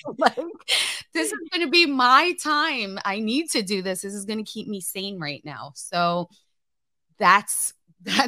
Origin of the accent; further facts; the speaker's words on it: New York, United States; now in Missouri, United States; I'm from New York and I live in Missouri now.